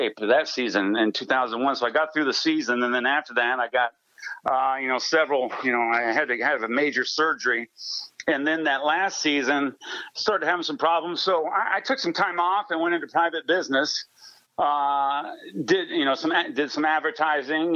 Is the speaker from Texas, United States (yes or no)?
no; San Diego, California, United States; moved away; that's my hometown, San Diego